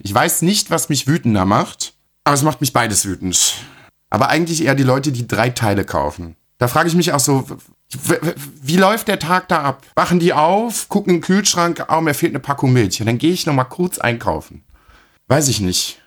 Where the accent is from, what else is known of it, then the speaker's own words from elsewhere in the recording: Germany; bei uns in Deutschland